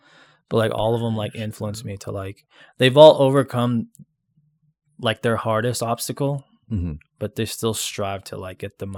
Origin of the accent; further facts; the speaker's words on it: Hawaii, United States; moved away; Growing up in Hawaii